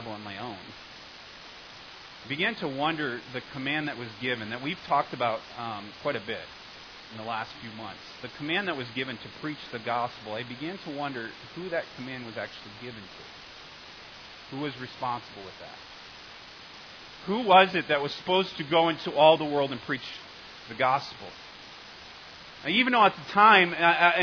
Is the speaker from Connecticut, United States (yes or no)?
yes; Connecticut, United States; I'm from Connecticut